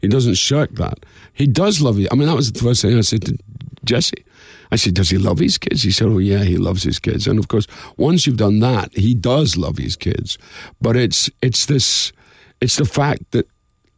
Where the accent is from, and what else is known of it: Dundee, Scotland, United Kingdom; born or raised there